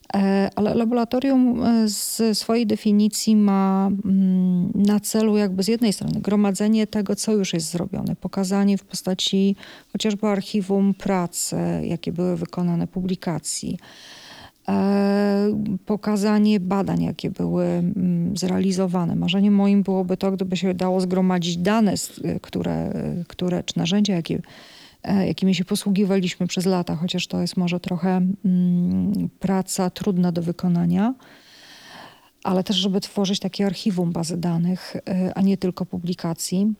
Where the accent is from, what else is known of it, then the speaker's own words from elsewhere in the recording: Bydgoszcz, Kuyavian-Pomeranian Voivodeship, Poland; moved away as an adult; also born or lived in Toruń; now in Białystok, Poland; pochodzę z Bydgoszczy, mieszkałam w Toruniu